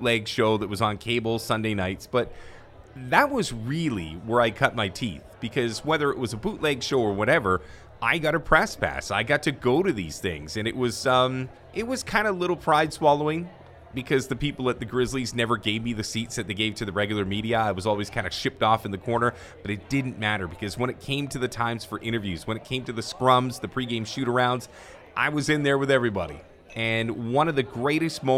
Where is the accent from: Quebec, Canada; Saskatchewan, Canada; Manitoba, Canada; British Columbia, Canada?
British Columbia, Canada; Vancouver; I'm a guy from Vancouver